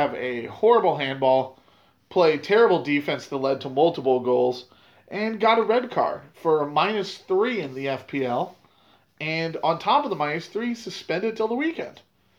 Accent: United States; as an American

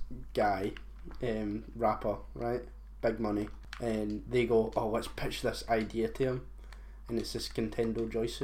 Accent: Hawaii, United States; I'm Hawaiian, bro.

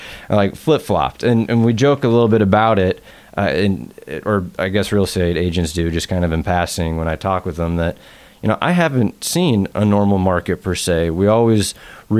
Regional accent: Bellevue, Washington, United States; now in Seattle, United States; I grew up in Bellevue and been in Seattle since I came out to UW in 2001.

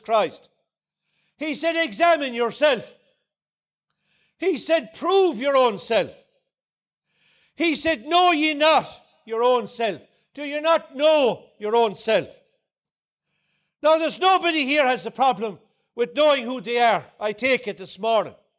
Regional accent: Ardnacrusha, Munster, Ireland; I come from Ardnacrusha in, in County Clare, just outside Limerick City.

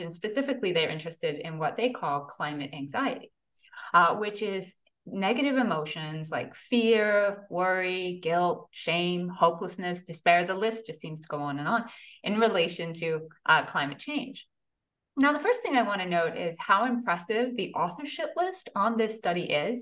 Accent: United Kingdom; moved away as an adult; also born or lived in New York City, United States; now in Green Bay, United States; I moved from a mid-sized town in the UK and then went to graduate school in New York City

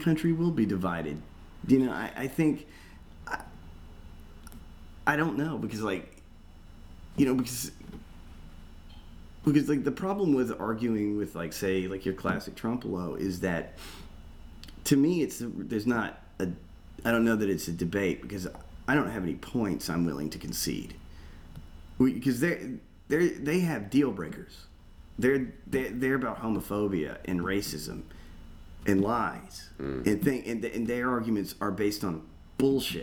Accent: Georgia, United States; now in Florida, United States; I grew up in Georgia

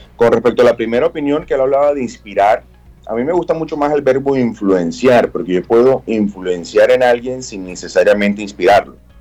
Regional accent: Barranquilla, Atlántico, Colombia; la identidad cultural que nos da a nosotros como barranquilleros

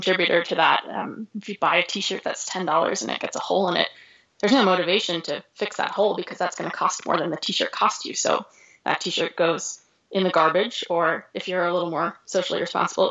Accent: Northeast, United States; moved away as an adult; now in Missoula, United States; I grew up in the Northeast, so I grew up skiing in Vermont and New Hampshire and Maine

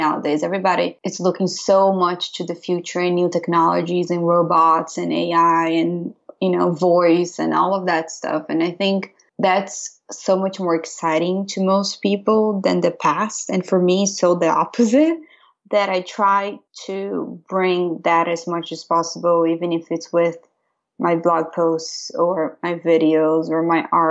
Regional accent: Brazil; now in Pennsylvania, United States; I'm from Brazil

